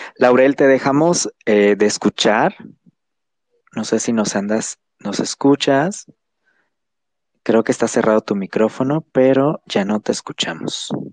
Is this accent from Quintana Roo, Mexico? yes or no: yes; Chetumal, Quintana Roo, Mexico; moved away as an adult; now in Mexico City, Mexico; Yo soy de Chetumal, soy originario de ahí, llevo unos meses ya habitando la Ciudad de México